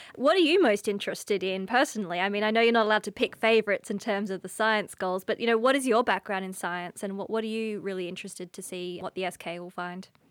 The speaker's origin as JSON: {"language": "English", "country": "Australia", "accent": "Australian", "moved": "as an adult", "lives_now": "Cape Town, South Africa", "said": "as you can hear from my accent, I'm from Australia originally. And I moved to Cape Town, uh, in two thousand and eighteen"}